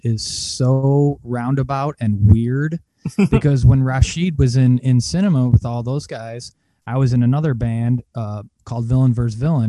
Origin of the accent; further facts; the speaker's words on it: Indiana, United States; I was from Indiana, still from Indiana. I just across the border.